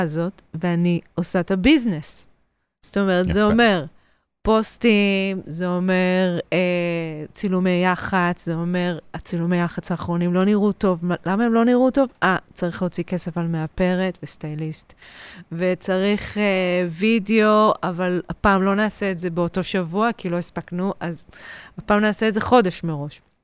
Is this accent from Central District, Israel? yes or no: yes; Ramot HaShavim, Central District, Israel; גדלתי ברמות השבים, ליד הוד השרון, גם גדלתי בהוד השרון